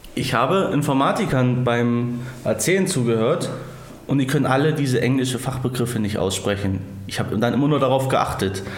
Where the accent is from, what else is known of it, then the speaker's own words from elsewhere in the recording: Thuringia, Germany; ich komme aus Döringen